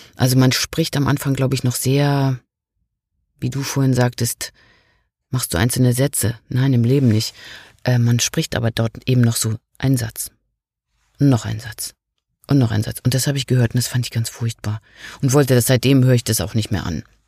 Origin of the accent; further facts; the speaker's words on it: Rügen, Mecklenburg-Vorpommern, Germany; Das ist ja auch ein bisschen meine Heimat da auf Rügen